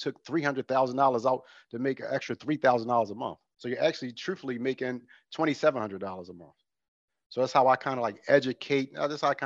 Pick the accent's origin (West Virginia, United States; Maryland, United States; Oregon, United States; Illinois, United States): Maryland, United States; Baltimore; moved away as an adult; now in California, United States; I'm actually from Baltimore, Maryland